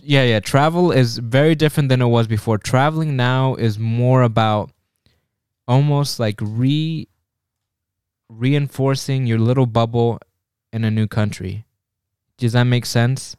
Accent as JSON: {"language": "English", "country": "United States", "said": "we're American"}